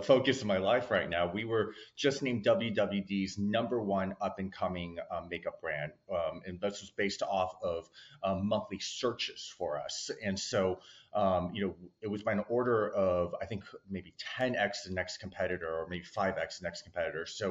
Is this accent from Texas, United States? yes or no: no; Newport Beach, California, United States; I was like one of like I think very few Asians where I grew up in Newport Beach in Southern California